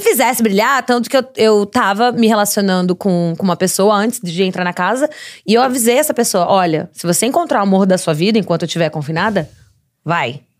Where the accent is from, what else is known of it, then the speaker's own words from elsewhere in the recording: Santos, São Paulo, Brazil; moved away as an adult; now in Los Angeles, United States; como eu sou de Santos